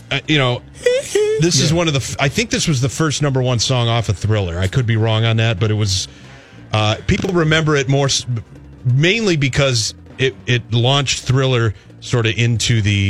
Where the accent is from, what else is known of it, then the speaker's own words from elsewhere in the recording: Detroit, Michigan, United States; we grew up in Detroit